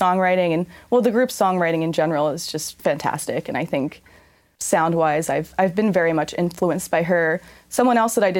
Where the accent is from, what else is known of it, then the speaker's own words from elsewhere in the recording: Philadelphia, Pennsylvania, United States; now in San Diego, United States; I grew up a little bit outside of Philadelphia.